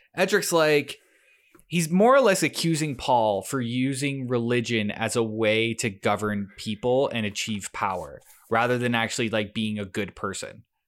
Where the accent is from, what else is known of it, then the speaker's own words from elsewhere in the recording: Canada; us Canadians